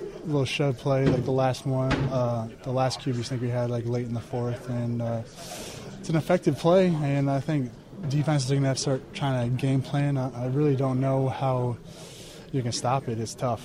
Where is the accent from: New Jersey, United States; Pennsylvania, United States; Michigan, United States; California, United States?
Pennsylvania, United States; moved away; Going back to Pennsylvania and growing up, I remember I was an Eagles fan growing up